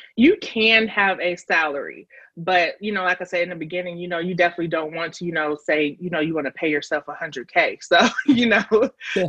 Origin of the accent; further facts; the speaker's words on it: Chicago, Illinois, United States; moved away as an adult; now in Nashville, United States; I am from Chicago, but um, I have been living in Nashville. Um, I came out here for college and just stayed.